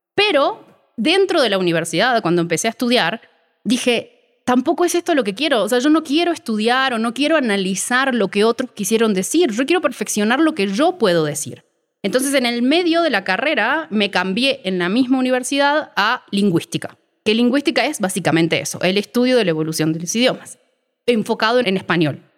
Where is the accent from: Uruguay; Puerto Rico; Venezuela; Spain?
Uruguay; moved away as an adult; now in Mexico; Soy uruguaya, nací en Uruguay hace 36 años ya